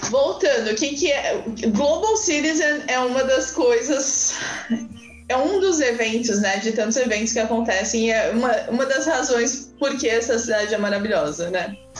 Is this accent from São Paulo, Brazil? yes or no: no; Joinville, Santa Catarina, Brazil; estou aqui diretamente de Joinville, Santa Catarina